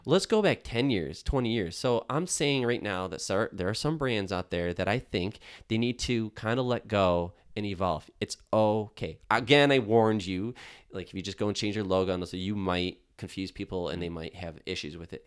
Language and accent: English; Buffalo, New York, United States; I'm from Buffalo. I live in Buffalo.